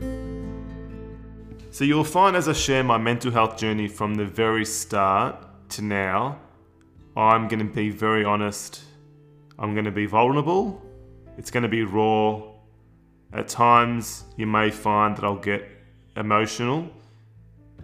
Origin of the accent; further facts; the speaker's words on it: Melbourne, Victoria, Australia; I was born in Australia. Born and bred in Melbourne.